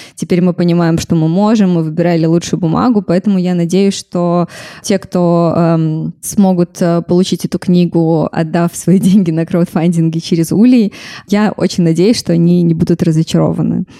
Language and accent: Russian; Minsk, Belarus; also born or lived in Mogilev Region; я росла в Минске